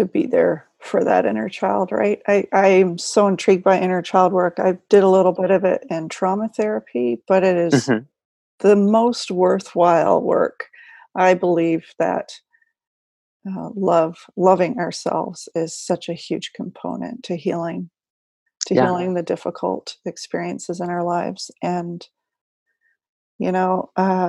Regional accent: New Zealand; My home country.

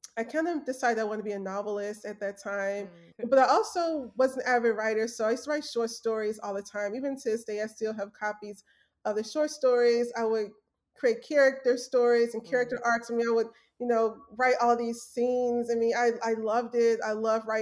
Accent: Memphis, Tennessee, United States; So I'm from Memphis, Tennessee. Working class parents.

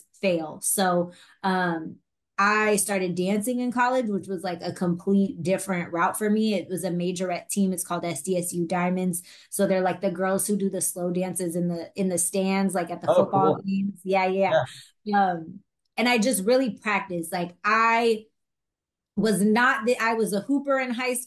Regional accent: Bay Area, Northern California, United States; now in Los Angeles, United States; I'm from the Bay Area. Like I mentioned, I was very blessed. My parents did everything they could to keep me in a private school

